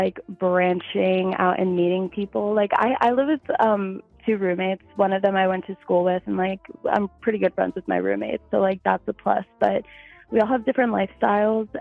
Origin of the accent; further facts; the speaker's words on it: New Jersey, United States; moved away as an adult; now in Philadelphia, United States; I'm from New Jersey, like close to New York, but I live in Philly now.